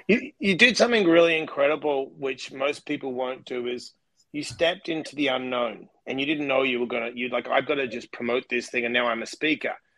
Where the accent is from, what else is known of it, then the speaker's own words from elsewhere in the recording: Australia; I come from Australia